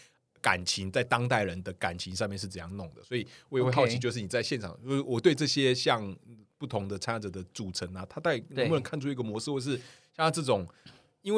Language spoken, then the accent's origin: Chinese; Kaohsiung, Taiwan; 因为我本身是高雄人